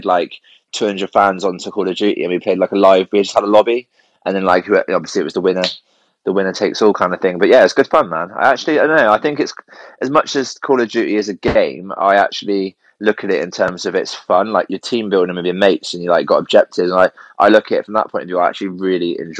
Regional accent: Cornwall, South West England, United Kingdom; also born or lived in Somerset; Well, I grew up in Cornwall, and then we moved up to Somerset when I was a kid

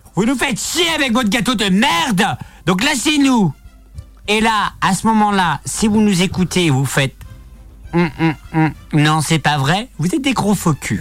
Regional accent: Saint-Brieuc, Brittany, France; je suis né à Saint-Brieuc

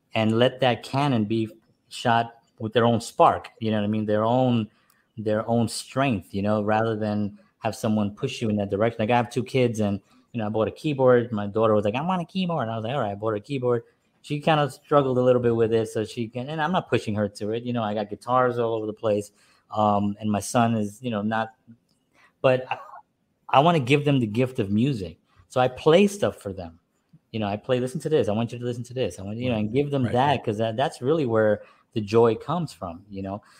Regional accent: New York City, New York, United States; I grew up in a Spanish family. I'm from New York. I'm from the Bronx

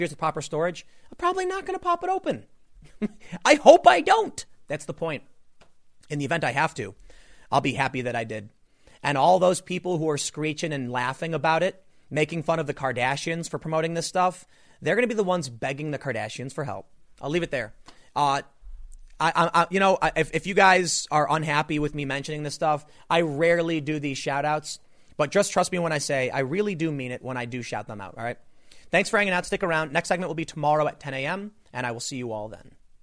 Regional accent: United States; I grew up on the South Side

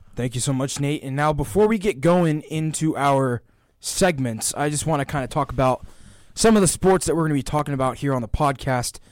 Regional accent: Georgia, United States; I'm from Georgia

